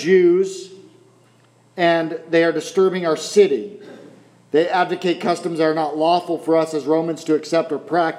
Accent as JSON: {"language": "English", "country": "United States", "said": "being American"}